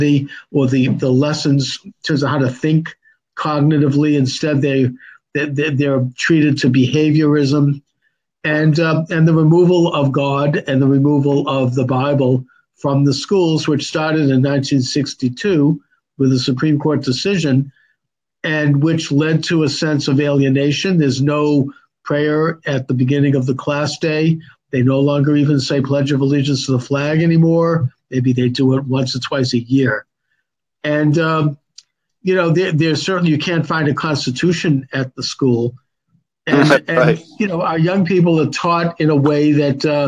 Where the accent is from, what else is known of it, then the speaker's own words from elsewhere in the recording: Quincy, Massachusetts, United States; growing up in Quincy